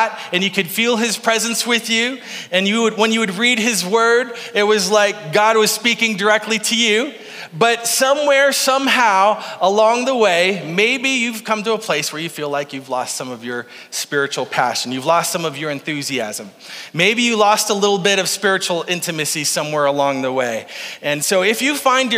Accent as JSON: {"language": "English", "town": "Faulkton", "region": "South Dakota", "country": "United States", "tie": "born or raised there", "said": "I grew up in Falkton, South Dakota"}